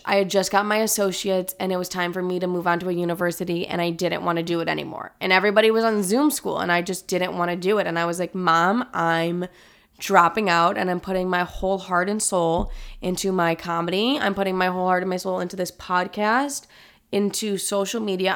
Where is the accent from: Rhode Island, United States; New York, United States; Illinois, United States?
Illinois, United States; thirty minutes from Chicago; also born or lived in California; I moved to Chicago, which is, like, literally thirty minutes away from my hometown